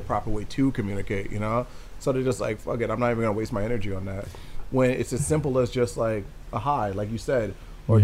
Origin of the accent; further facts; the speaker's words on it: New Jersey, United States; I grew up in North Jersey